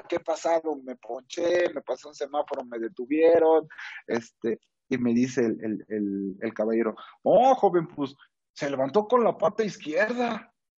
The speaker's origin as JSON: {"language": "Spanish", "country": "Mexico"}